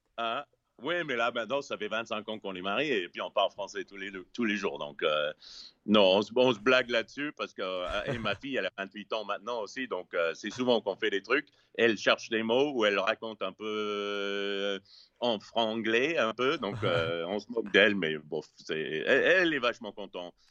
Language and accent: French; Los Angeles, California, United States; French is a second language; moved away as an adult; also born or lived in France; now in South Carolina, United States; je viens de Los Angeles